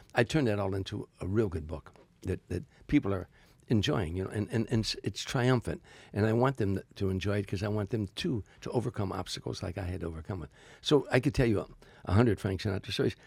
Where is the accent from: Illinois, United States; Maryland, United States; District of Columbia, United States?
Illinois, United States; Harvey; moved away as an adult; now in Los Angeles, United States; I'm a kid from Harvey, Illinois